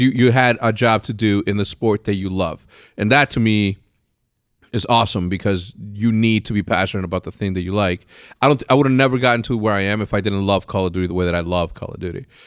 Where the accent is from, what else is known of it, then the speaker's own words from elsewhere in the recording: Texas, United States; I was born in Texas